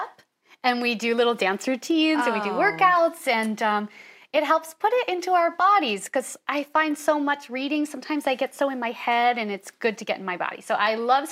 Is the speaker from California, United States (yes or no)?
no; Syracuse, New York, United States; moved away as an adult; now in New York City, United States; I'm from Syracuse, New York.